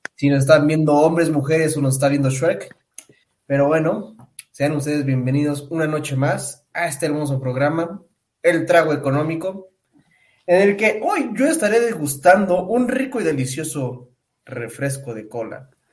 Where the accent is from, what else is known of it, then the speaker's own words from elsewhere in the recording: Pátzcuaro, Michoacán, Mexico; moved away; yo me fui a mi pueblito allá en Pátzcuaro